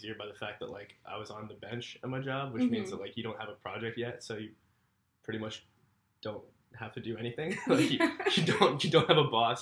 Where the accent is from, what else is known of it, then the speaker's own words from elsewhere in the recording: North Carolina, United States; moved away as an adult; also born or lived in Pittsburgh, Pennsylvania; now in New York City, United States; I'm from North Carolina. Well, I guess technically born in Pittsburgh, but like grew up in North Carolina.